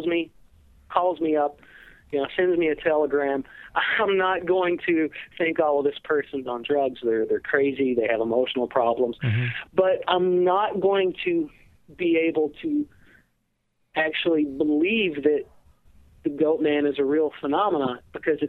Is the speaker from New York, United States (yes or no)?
no; Georgia, United States; now in Wisconsin, United States; I grew up originally. I was born in Georgia, in a very small town, out in the mountains